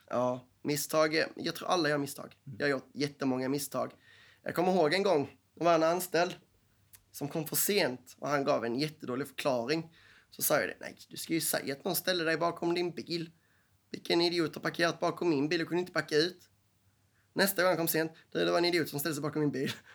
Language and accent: Swedish; Skåne, Sweden; Stockholmarna ser ner på skåningarna. Ofta för vi är danskar.